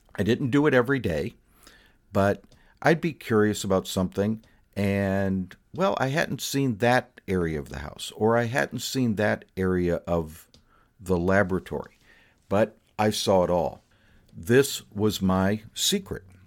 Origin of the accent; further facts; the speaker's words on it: Fort Myers, Florida, United States; my hometown's probably most famous resident, Thomas Edison